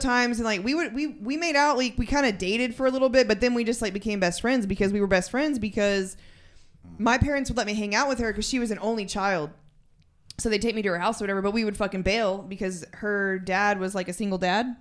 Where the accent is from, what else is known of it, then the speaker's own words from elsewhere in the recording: San Angelo, Texas, United States; moved away as an adult; also born or lived in Germany; now in West Odessa, United States; I am actually from San Angelo, Texas